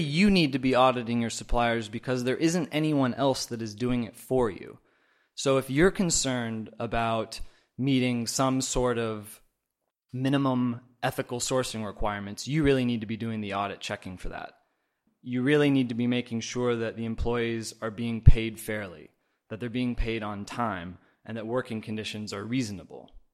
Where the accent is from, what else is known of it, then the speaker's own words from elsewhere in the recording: Oregon, United States; moved away as an adult; now in China; I am from Oregon originally, but I've been in China the last four years